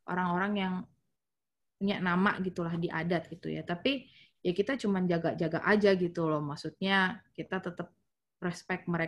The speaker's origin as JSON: {"language": "Indonesian", "region": "North Sumatra", "country": "Indonesia", "said": "kalau gue yang gue tahu karena gue orang Batak gitu ya"}